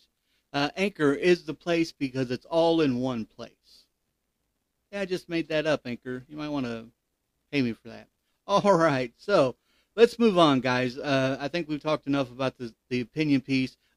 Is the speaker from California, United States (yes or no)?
no; Ohio, United States; Ohio is actually my home state, where I was born and raised.